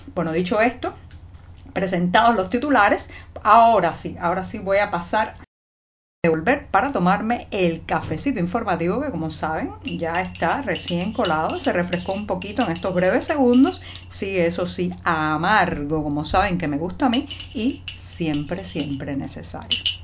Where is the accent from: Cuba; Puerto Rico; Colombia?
Cuba; cubana, periodista, ciudadana